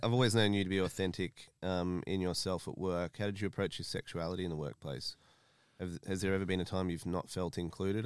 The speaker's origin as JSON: {"language": "English", "country": "Australia", "tie": "born or raised there", "moved": "as an adult", "lives_now": "United Kingdom", "said": "My family's Italian. I grew up in Australia."}